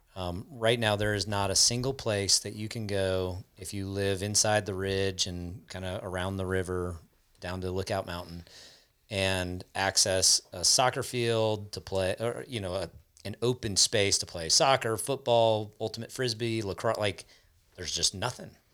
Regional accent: South Florida, United States; I grew up in South Florida, which is, like, the hottest place in the country

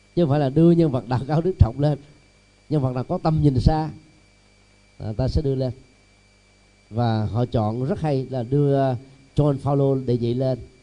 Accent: Vietnam; người Việt Nam mình

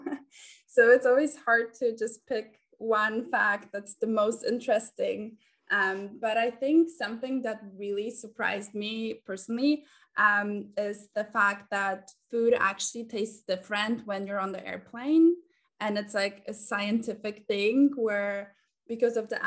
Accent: Germany; moved away as an adult; now in New York City, United States; So I am German. And my parents are Polish, so they immigrated to Germany. I was born there

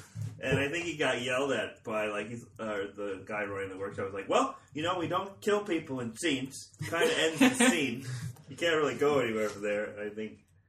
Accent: Chicago, Illinois, United States; moved away as an adult; now in Los Angeles, United States; I was born in Chicago. I lived there most of my life.

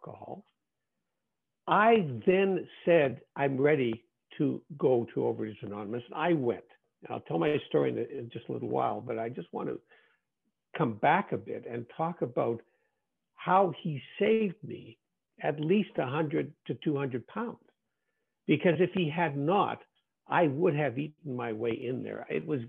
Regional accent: Winnipeg, Manitoba, Canada; my hometown of Winnipeg, Canada

